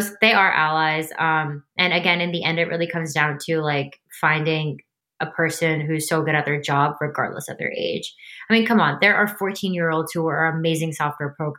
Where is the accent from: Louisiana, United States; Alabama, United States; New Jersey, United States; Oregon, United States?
New Jersey, United States; I was born and raised in New Jersey